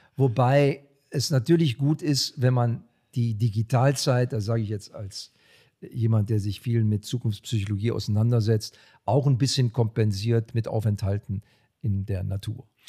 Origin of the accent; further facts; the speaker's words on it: Germany; bei uns in Deutschland